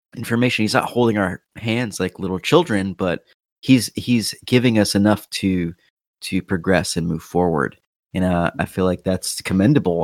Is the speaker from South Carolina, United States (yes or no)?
no; North Carolina, United States; my home state of North Carolina